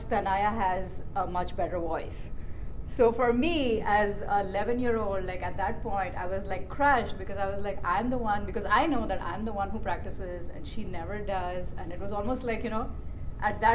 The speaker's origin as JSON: {"language": "English", "town": "Mumbai", "region": "Maharashtra", "country": "India", "tie": "born or raised there", "moved": "yes", "said": "we grew up in Bombay"}